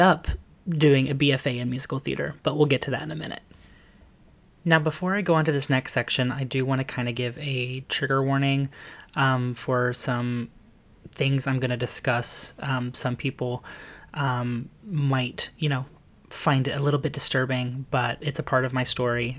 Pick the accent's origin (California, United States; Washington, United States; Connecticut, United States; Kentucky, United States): Kentucky, United States; Lexington; now in New York City, United States; I am originally from Lexington, Kentucky. Um, I was adopted there at a very young age